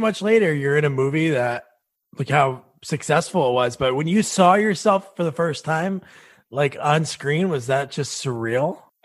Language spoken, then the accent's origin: English; New Jersey, United States; also born or lived in South Plainfield, New Jersey; I'm from New Jersey too